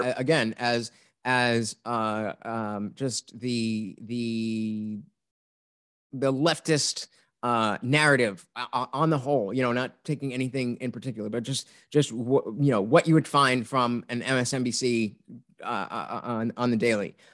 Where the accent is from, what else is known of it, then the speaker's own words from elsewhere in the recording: New Jersey, United States; growing up in Jersey without guns or hunting